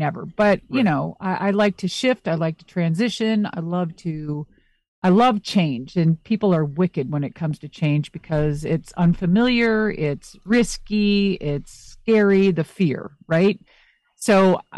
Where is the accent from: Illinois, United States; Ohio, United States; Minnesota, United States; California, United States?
Minnesota, United States; I'm very close to Canada because I'm originally from Minnesota.